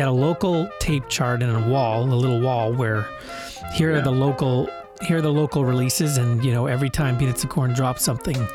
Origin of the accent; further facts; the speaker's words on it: Winnipeg, Manitoba, Canada; I'm from Winnipeg